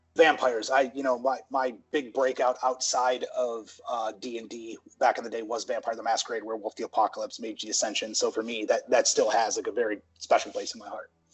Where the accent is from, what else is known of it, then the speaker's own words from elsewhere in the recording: United States; growing up in the States